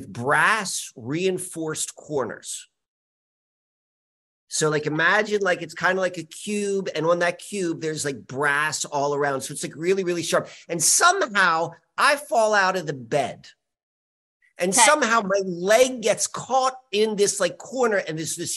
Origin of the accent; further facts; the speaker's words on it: Richmond, Virginia, United States; also born or lived in Columbia, Maryland; 5 years old, we moved from Columbia, Maryland to Richmond, Virginia